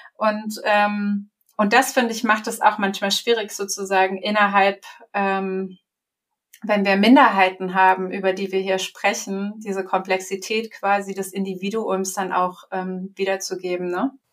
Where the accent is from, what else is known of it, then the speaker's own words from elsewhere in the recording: Germany; ich bin ja hier aufgewachsen und sozialisiert worden